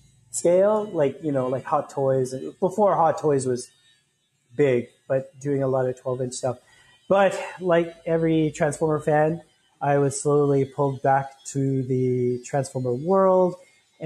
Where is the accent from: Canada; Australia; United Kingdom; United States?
Canada; Vancouver, British Columbia; moved away as an adult; also born or lived in Hong Kong; now in Philippines; I'm from Vancouver, BC, Canada